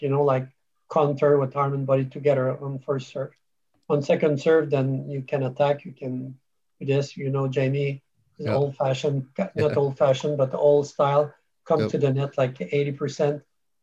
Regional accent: Canada; moved away as an adult; now in United Kingdom; I come from, I'm a Canadian, so I moved to UK in 2007

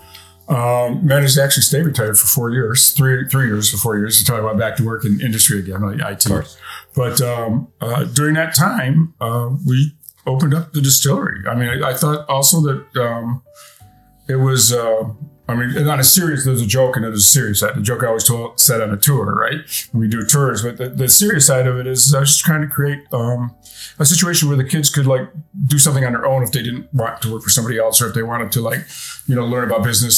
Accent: near the New York state line, upstate Pennsylvania, United States; moved away; I grew up culturally in like upstate Pennsylvania, New York state line, that kind of area, like near the Finger Lakes and what they call the Endless Mountains.

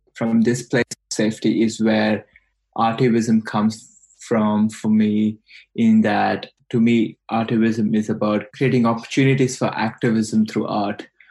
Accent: India; English is a second language; moved away as an adult; now in Australia; i grew up in India and I've been in Australia for the last three and a half years

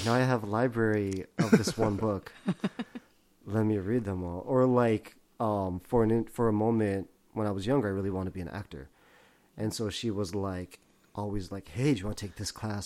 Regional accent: Vancouver, British Columbia, Canada; moved away; also born or lived in San Gabriel, California; I grew up in Vancouver originally

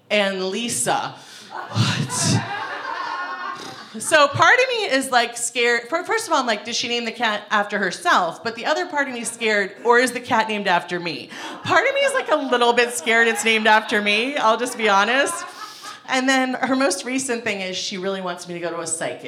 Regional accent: Ohio, United States; moved away; I'm from Ohio

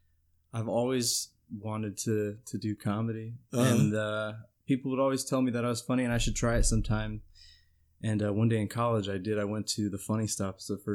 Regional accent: Lorain County, Ohio, United States; We're both from Lorraine, though

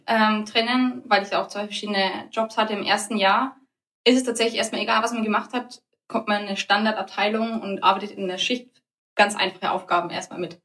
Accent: Germany; Wir Deutschen sind eher eine direkte Kultur.

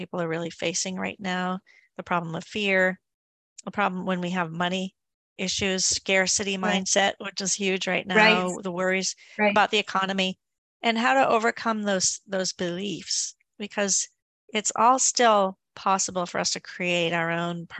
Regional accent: Maine, United States; he's from the state of Maine too. So he's from my home state.

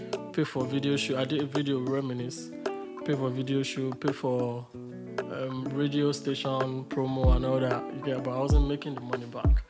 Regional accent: Agbado, Surulere, Lagos, Nigeria; also born or lived in Agege / Abeokuta (FUNAAB); I grew up in Agbado, Surulere.

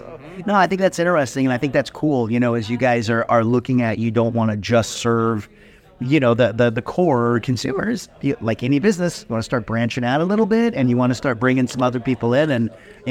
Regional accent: Washington, United States; I'm from Washington.

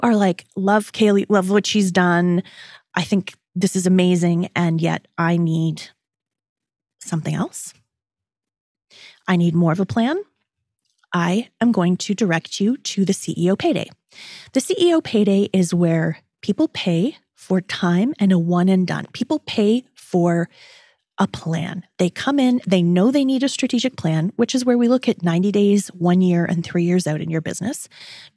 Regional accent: Toronto, Ontario, Canada; also born or lived in New York City; her hometown, which is also my hometown

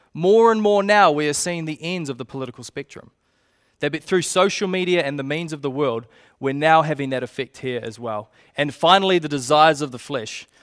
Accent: Te Puke, Bay of Plenty, New Zealand; I grew up in Tupauki

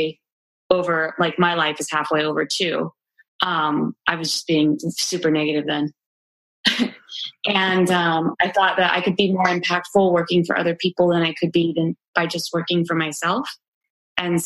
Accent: Mojave Desert, United States; moved away; I'm originally from the Mojave Desert, and I moved here a bunch of years ago

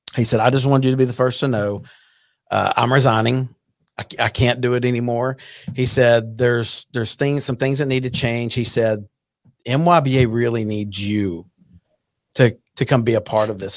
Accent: Burleson, Texas, United States; also born or lived in Fort Worth; grew up in Burleson

